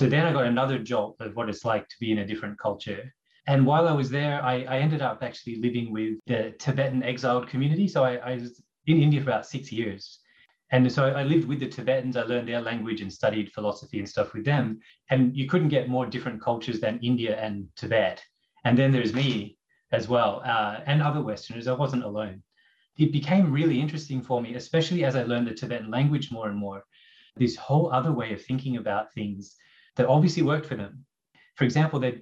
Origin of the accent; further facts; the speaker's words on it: Brisbane, Queensland, Australia; moved away as an adult; also born or lived in Toronto, Canada; In my early 20s, I moved from Brisbane to Toronto, to Canada